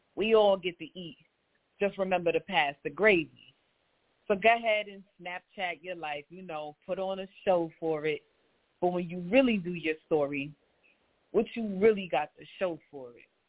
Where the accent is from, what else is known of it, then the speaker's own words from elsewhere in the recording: New York City, New York, United States; I am also from Queens, New York